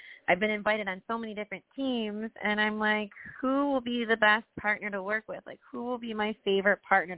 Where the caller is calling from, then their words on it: Tampa, Florida, United States; Hi, everyone. I'm … from Tampa.